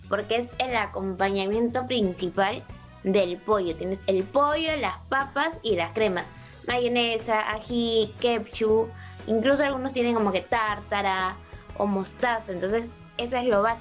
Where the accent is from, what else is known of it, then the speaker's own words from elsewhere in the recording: Peru; Claro, mira, como buen peruano me gusta comer bastante, ¿ya?